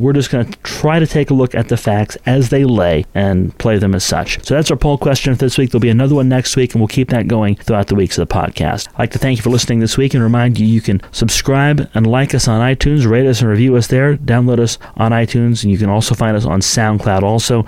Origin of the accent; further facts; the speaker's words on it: St. Marys, West Virginia, United States; growing up in St. Mary's, I'm a graduate of the class of 2003